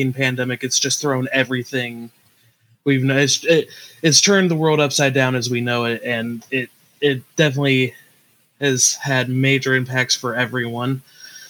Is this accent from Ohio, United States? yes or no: yes; Kent, Ohio, United States; I pretty much was born and raised in the Kent area, which is why I wound up going to Kent State